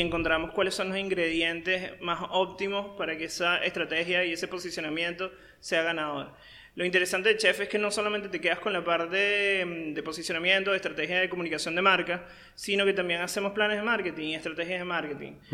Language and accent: Spanish; Caracas, Capital District, Venezuela; moved away as an adult; now in Paraguay; yo soy venezolano, yo nací en Caracas, la capital de Venezuela. Eh, tengo poco más de seis años en Paraguay.